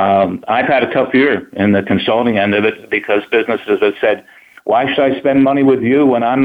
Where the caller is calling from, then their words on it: Scottsdale, Arizona, United States; Scottsdale, Arizona.